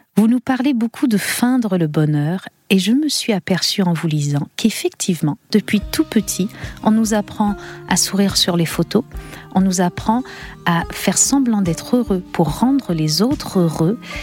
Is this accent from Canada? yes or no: yes; Canada; chez nous au Canada